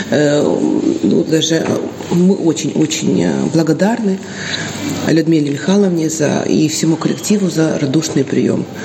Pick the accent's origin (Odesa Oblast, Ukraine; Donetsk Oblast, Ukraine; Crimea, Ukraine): Odesa Oblast, Ukraine; Odesa; now in Dubăsari, Moldova